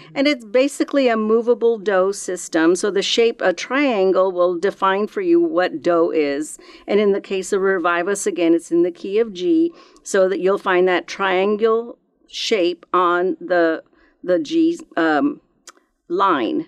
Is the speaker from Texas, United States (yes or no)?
yes; Texas, United States; growing up in Texas, we did, I went to several revivals that my church would have periodically